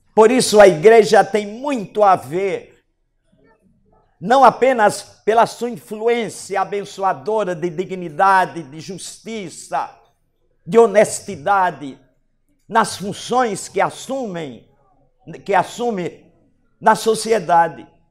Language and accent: Portuguese; Brazil; Nós, como brasileiros